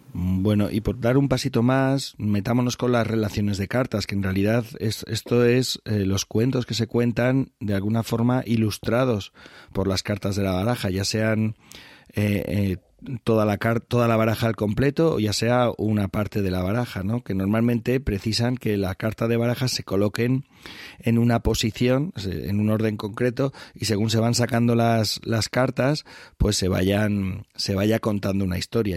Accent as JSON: {"language": "Spanish", "area": "La Alcarria", "region": "Castilla-La Mancha", "country": "Spain", "tie": "born or raised there", "said": "la Alcarria, mi tierra"}